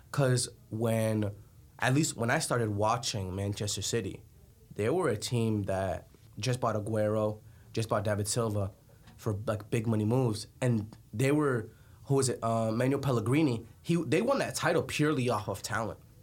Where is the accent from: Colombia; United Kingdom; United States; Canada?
Colombia; moved away; I'm from Colombia